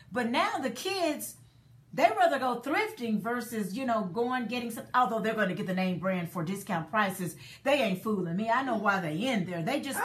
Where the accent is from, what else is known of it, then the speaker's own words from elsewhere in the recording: Dallas, Texas, United States; I'm from Dallas, and her resale shop was in Dallas